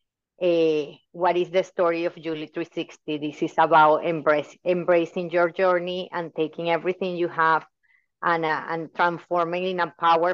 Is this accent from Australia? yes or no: no; Venezuela; moved away as an adult; now in United States; I was born in Venezuela and I moved to the US 17 years ago.